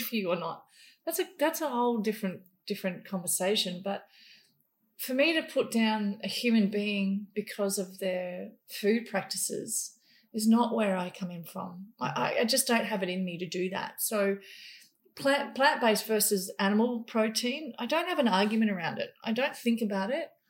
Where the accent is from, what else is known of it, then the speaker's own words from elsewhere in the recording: Papua New Guinea; moved away; also born or lived in Indonesia; I grew up in New Guinea killing animals.